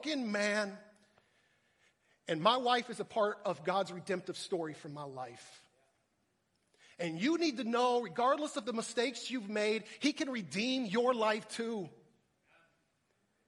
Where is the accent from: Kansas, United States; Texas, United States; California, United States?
Texas, United States; moved away as an adult; also born or lived in Minnesota; I'm from Texas